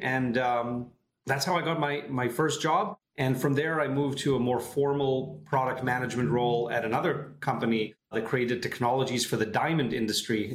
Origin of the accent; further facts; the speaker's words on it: Tel Aviv area, Tel Aviv District, Israel; moved away as an adult; now in San Francisco, United States; I'm originally from Israel, uh, the Tel Aviv area